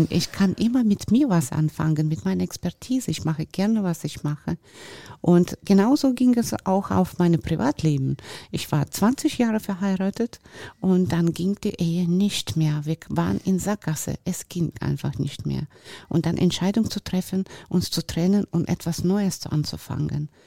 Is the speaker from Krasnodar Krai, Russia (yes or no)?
yes; Sochi, Krasnodar Krai, Russia; German is a second language; now in Germany; ich bin geboren und groß geworden in Russland wo ich auch super Leben hatte und äh, ja, ich war auch in sehr schönem Ort da, in Sochi unter Palmen und so